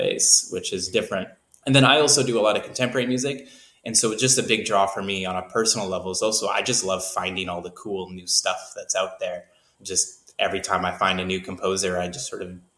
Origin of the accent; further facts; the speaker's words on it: Canada; now in Nashville, United States; I grew up in Canada